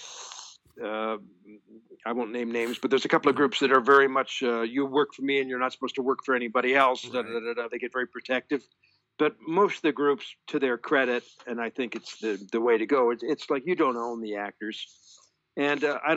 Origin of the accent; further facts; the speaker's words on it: Toronto, Ontario, Canada; I'm from Toronto, Canada